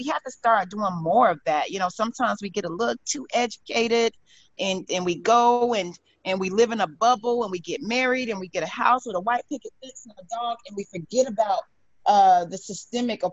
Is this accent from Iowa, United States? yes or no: no; Tulsa, Oklahoma, United States; And I would say Tulsa